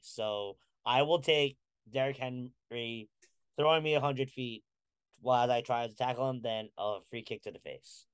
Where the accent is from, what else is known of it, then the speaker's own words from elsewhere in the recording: Philippines; I'm a Filipino